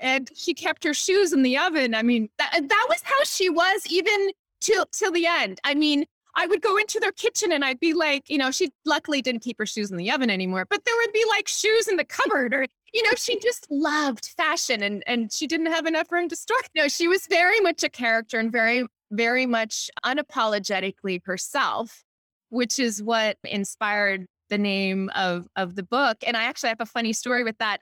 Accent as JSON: {"language": "English", "town": "Honolulu", "region": "Hawaii", "country": "United States", "tie": "born or raised there", "moved": "as an adult", "lives_now": "Newport Beach, United States", "said": "I'm from Hawaii, Honolulu, Hawaii"}